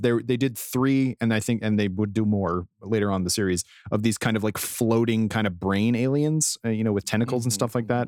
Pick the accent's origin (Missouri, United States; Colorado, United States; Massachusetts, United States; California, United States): Colorado, United States; I grew up in Colorado and had to do a lot of mountain roads where there's nowhere to go